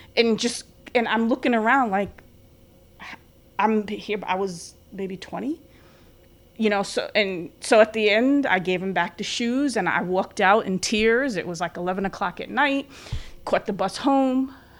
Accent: New York City, New York, United States; moved away as an adult; also born or lived in Long Island / Albany; I'm from the Bronx in Long Island

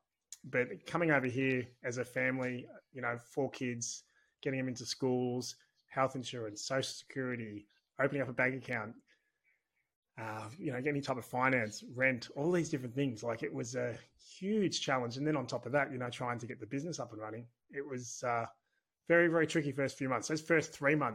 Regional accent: Australia; accent: thick Bogan (Australian); moved away as an adult; now in Texas, United States; I do have a pretty thick Bogan twinge to my accent

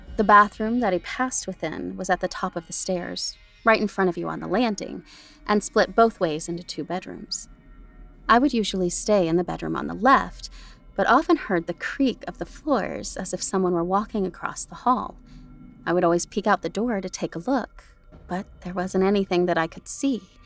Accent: United States; I'm American

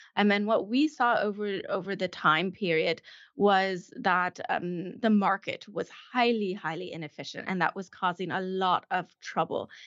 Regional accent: Colorado, United States; moved away as an adult; also born or lived in California / Chile / Stuttgart, Germany; now in Germany; I grew up in Colorado

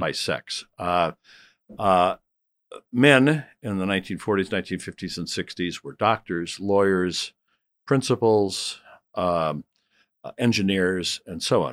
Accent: Rockford, Illinois, United States; my hometown of, of Rockford

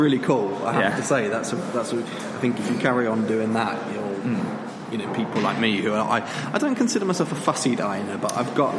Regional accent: the south of England, United Kingdom; accent: southern; now in Leeds, United Kingdom

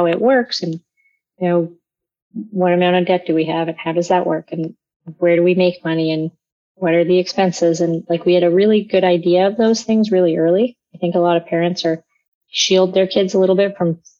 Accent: London, Ontario, Canada; I grew up in London, Ontario.

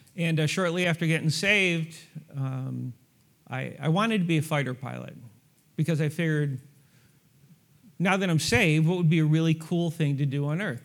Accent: New York, United States; now in Lawrence, United States; born and raised in New York

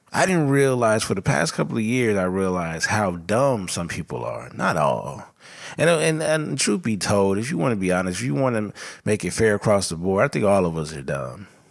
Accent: Los Angeles, California, United States; I was born and raised in South L

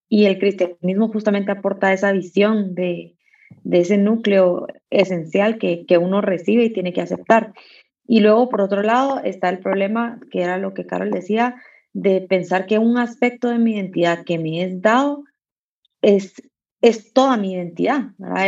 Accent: Guatemala

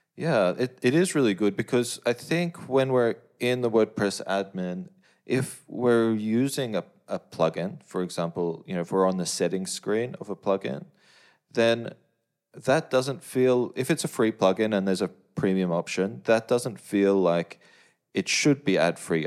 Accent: Australia; as, as an Australian

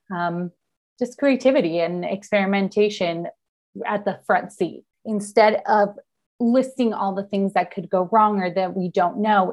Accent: Argentina; now in San Diego, United States; I'm based in San Diego, California. Um, I'm originally from Argentina and I moved here

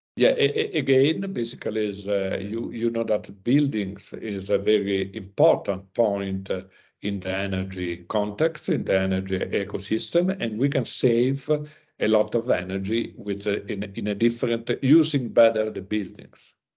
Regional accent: Italy; I came from Italy

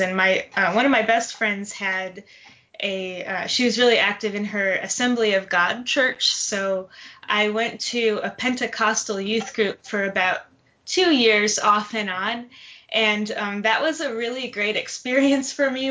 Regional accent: Detroit, Michigan, United States; also born or lived in Tallahassee, Florida; now in Atlanta, United States; originally from Detroit, Michigan.

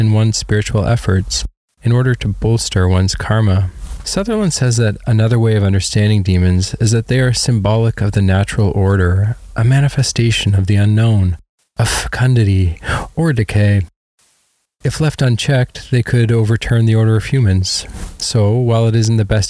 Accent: Canada; growing up in Canada

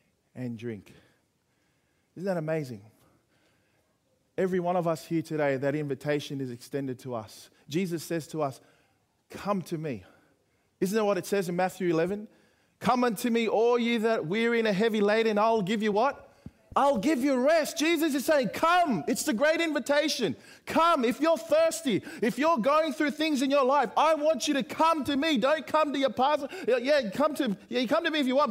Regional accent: Sydney, New South Wales, Australia; Kingsgrove High down in the southwest in Sydney

